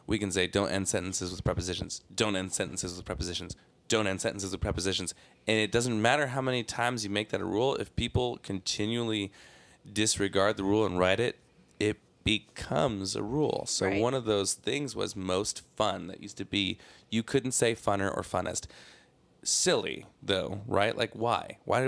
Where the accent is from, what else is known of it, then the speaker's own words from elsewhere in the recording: Seaside, California, United States; born there; I was born in Seaside, California, which is essentially Salinas, California.